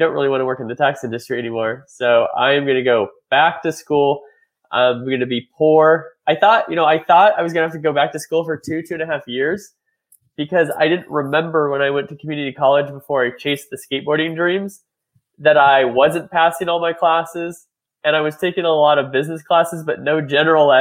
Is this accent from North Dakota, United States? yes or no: no; Reedley, California, United States; moved away as an adult; also born or lived in Washington, D.C.; I grew up in Reedley, California. Reedley, California is a small town outside of Fresno